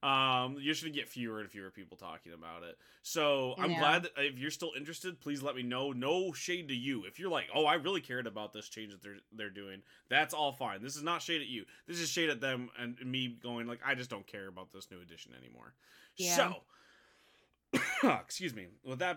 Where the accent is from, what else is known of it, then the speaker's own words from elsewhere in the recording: Midwest, United States; Like, I feel like it's because I grew up in the American Midwest.